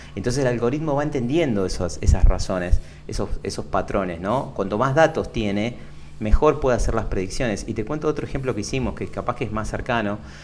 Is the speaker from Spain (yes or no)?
no; Lomas de Zamora, Buenos Aires Province, Argentina; nací en Lomas de Zamora, que es acá en el sur de Buenos Aires, con urbano bonaerense